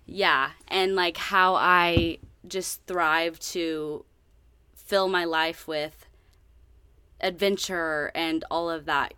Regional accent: Northwest Arkansas, United States; also born or lived in Italy; I'm originally from Northwest Arkansas

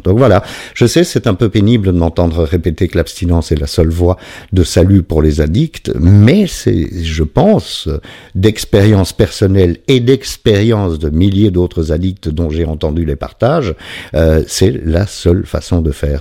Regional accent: Belgium; je suis belge

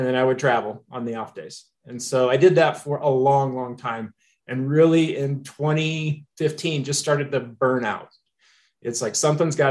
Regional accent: Missouri, United States; moved away as an adult; now in Colorado, United States; Originally, I'm from Missouri. So that's the show me state

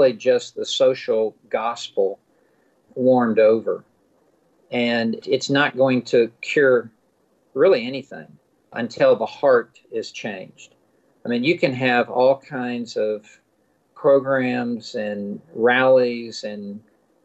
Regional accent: the South, United States; I grew up in the South. I was in Memphis

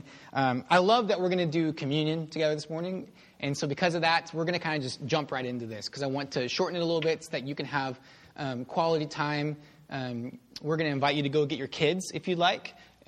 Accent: Houston, Texas, United States; So I grew up in Houston.

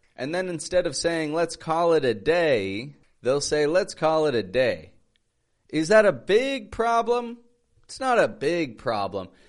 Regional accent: Toronto, Ontario, Canada; moved away as an adult; now in Mexico; I'm from Toronto, Canada, living in Mexico

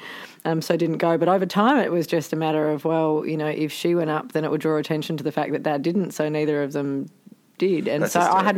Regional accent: Melbourne, Victoria, Australia; I was born in Melbourne, born and raised in the eastern suburbs of Melbourne. So I grew up actually originally in Wanturna, so outer east

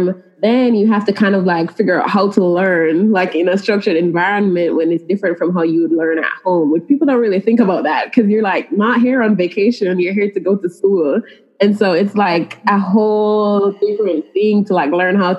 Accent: Jamaica; moved away as an adult; now in Monroe, United States; I'm from Jamaica, and we don't have a lot of like different career options.

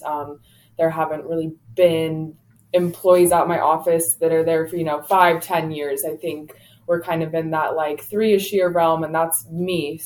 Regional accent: California, United States; moved away as an adult; now in Portland, United States; I grew up in California

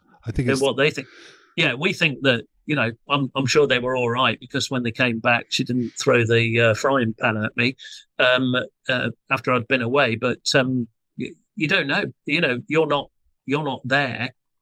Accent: United Kingdom; us as British people

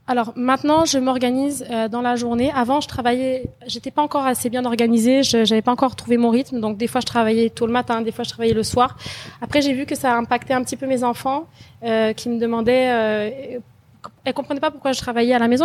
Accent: France; moved away as an adult; also born or lived in Quebec, Canada; now in Canada; née en France et j'ai décidé de quitter la France quand j'avais 24 ans

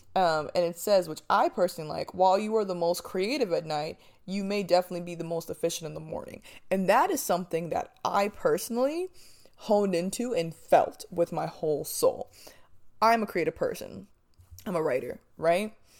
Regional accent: New Jersey, United States; moved away; I'm from Jersey.

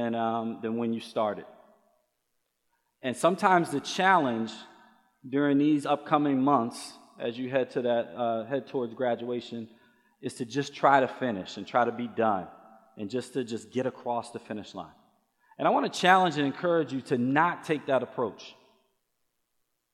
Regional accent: Baltimore, Maryland, United States; I grew up in Baltimore, Maryland. I was a Baltimore City Public School kid all the way up until my junior year of high school

